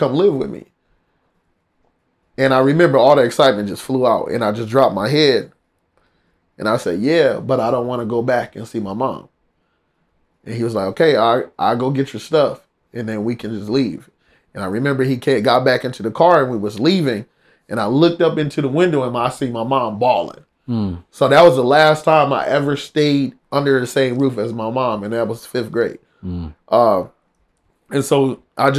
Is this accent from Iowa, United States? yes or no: yes; Iowa, United States; moved away as an adult; now in California, United States; I'm from Iowa, by the way, so a small little town in Iowa